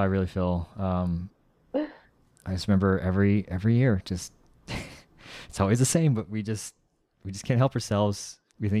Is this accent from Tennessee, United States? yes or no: no; Rio Rico, Arizona, United States; also born or lived in Tucson, Arizona / Texas; I was born in Tucson, lived 1 year in Texas, came back to the small town called Rio Rico, which is south of Tucson.